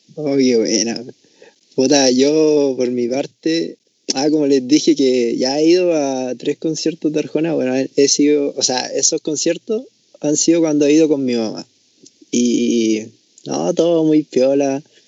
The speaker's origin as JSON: {"language": "Spanish", "town": "Tocopilla", "region": "Antofagasta", "country": "Chile", "said": "Soy de Tocobilla"}